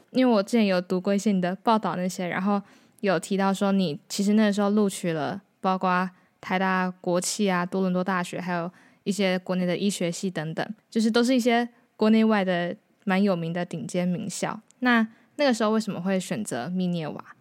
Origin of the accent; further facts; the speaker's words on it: Hualien, Hualien County, Taiwan; 我是花莲人